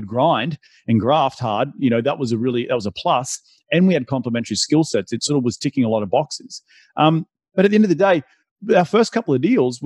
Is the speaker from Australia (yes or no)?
yes; Australia; moved away; I'm from Australia originally